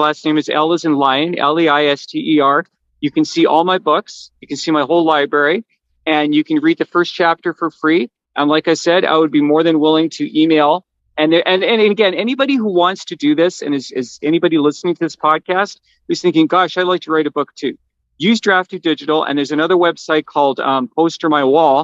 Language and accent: English; Canada; I'm Canadian